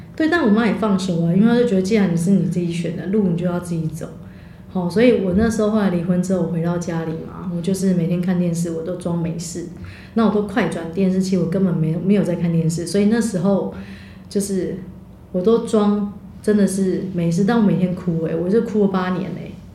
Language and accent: Chinese; Taiwan; 我们家都讲台语啦，我们家都比较台